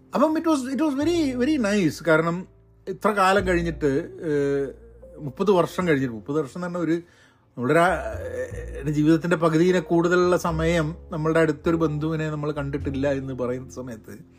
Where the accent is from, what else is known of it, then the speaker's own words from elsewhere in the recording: Kozhikode, Kerala, India; moved away as an adult; also born or lived in Thrissur / Iran / Dubai / Bangalore; കോഴിക്കോട് ആണ് ഞാൻ ഇനീഷ്യൽ വളർന്നത്